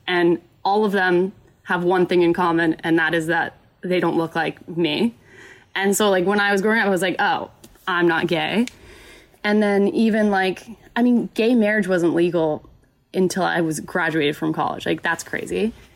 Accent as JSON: {"language": "English", "town": "Carrollton", "region": "Texas", "country": "United States", "tie": "born or raised there", "also_born_or_lived": "Oklahoma", "moved": "as an adult", "said": "I grew up in Dallas, Texas, technically in Carrollton, so like the suburbs of Dallas"}